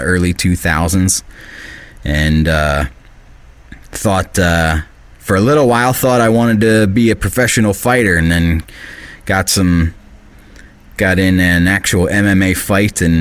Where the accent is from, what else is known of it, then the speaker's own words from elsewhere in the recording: Bucks County, Pennsylvania, United States; I grew up in Bucks County, Pennsylvania, where I live now, but in a different part.